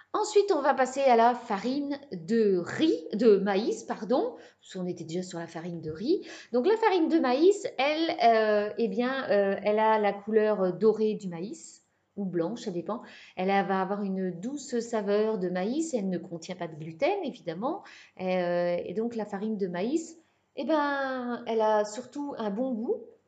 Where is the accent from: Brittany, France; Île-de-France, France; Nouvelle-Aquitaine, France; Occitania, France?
Brittany, France; je suis bretonne